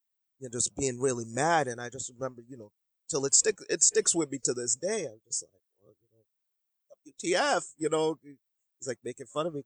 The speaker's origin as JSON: {"language": "English", "town": "Boston", "region": "Massachusetts", "country": "United States", "tie": "born or raised there", "also_born_or_lived": "Jamaica", "said": "I'm just living, you know, the typical, you know, American lifestyle and growing up in Boston."}